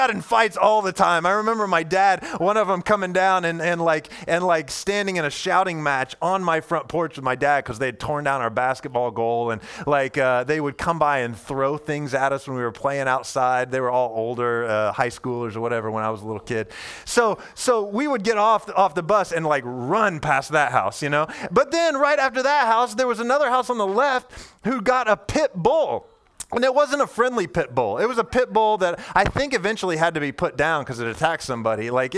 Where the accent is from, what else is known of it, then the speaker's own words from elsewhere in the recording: Indiana, United States; And I grew up in Indiana, central Indiana, and I lived on this long street that felt like to me as a little kid, like it was 1,000 miles long.